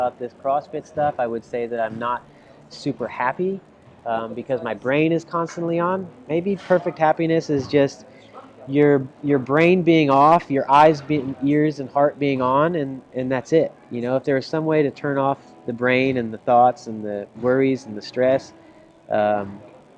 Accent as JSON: {"language": "English", "town": "Dallas", "region": "Texas", "country": "United States", "tie": "born or raised there", "moved": "yes", "lives_now": "Orlando, United States", "said": "I'm a Dallas guy, born and raised in Texas, grew up in Dallas watching the Texas Rangers"}